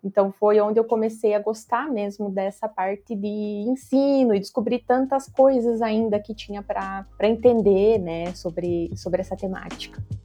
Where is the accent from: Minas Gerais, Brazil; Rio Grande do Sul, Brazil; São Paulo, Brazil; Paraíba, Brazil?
Rio Grande do Sul, Brazil; Passo Fundo; also born or lived in Cruz Alta; eu sou de uma cidade chamada Cruz Alta, que é lá no Rio Grande do Sul, mas eu nasci e já me mudei para Passo Fundo, então eu sempre falo que eu sou de Passo Fundo.